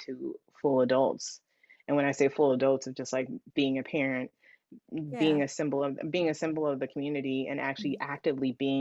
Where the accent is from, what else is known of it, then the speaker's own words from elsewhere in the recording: Oakland, California, United States; moved away as an adult; now in Los Angeles, United States; that was where I was born and raised